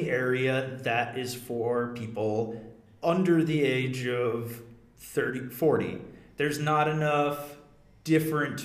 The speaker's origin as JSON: {"language": "English", "region": "New Hampshire", "country": "United States", "said": "my home state"}